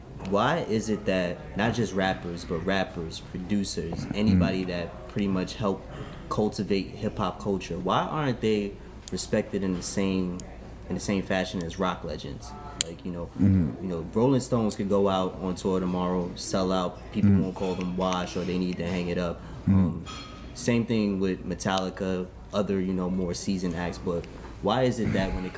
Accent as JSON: {"language": "English", "town": "Bronx", "region": "New York", "country": "United States", "said": "From the Bronx."}